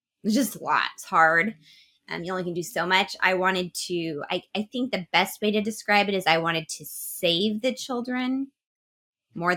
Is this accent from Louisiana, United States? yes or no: no; Oregon, United States; also born or lived in Eugene, Oregon / Roseburg, Oregon / Jacksonville, Oregon; I've been in Oregon my whole life